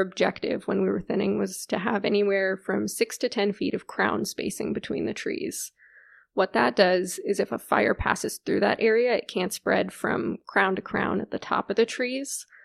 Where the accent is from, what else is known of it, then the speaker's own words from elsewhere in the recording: McLean, Virginia, United States; moved away as an adult; also born or lived in Ohio / Alaska; So I grew up here in McLean, Virginia, which is pretty close to Washington, D C